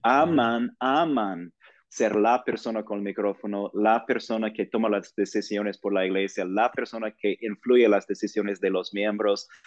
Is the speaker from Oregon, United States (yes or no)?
yes; Portland, Oregon, United States; Spanish is a second language; moved away as an adult; also born or lived in Virginia / New York / Los Angeles; now in Mexico City, Mexico; yo soy de Portland, Oregon, del noroeste de los Estados Unidos